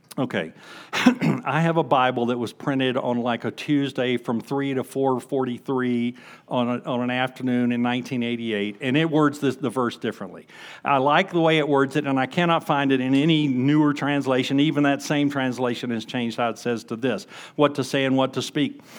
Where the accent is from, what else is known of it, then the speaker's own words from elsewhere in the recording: Huntsville, Alabama, United States; moved away; I grew up in Huntsville, Alabama